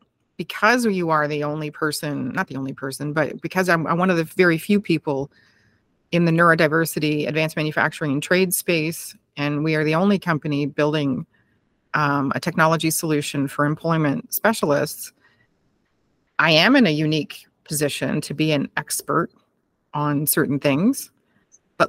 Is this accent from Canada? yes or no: yes; Canada; I'm so Canadian